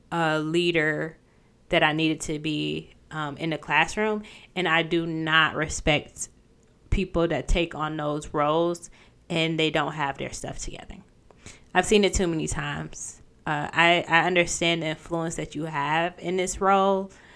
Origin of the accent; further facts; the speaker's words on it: Michigan, United States; moved away as an adult; also born or lived in Ohio; I even moved back, you know, to my hometown